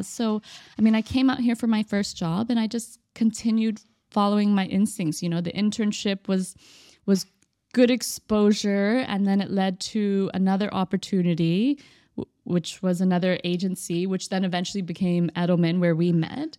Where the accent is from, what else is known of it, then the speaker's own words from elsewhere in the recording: Austin, Texas, United States; moved away as an adult; now in Dubai, United Arab Emirates; born and raised in Austin, Texas